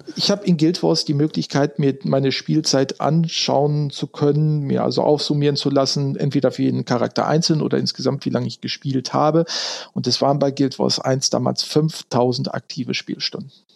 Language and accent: German; Ruhr area, North Rhine-Westphalia, Germany; moved away as an adult; now in Frankfurt, Germany; Ursprünglich komme ich, äh, wenn die Hörer es kennen sollten, aus dem Ruhrgebiet, also da, wo ursprünglich mal die Kohle herkommt